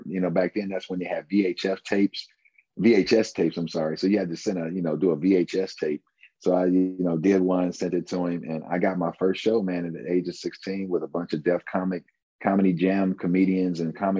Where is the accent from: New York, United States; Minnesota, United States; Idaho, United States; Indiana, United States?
Indiana, United States; Fort Wayne; I am from Fort Wayne, Indiana, hometown, lived here all my life.